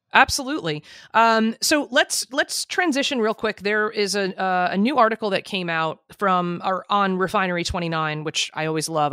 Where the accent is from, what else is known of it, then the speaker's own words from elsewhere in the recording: New Jersey, United States; I'm from Jersey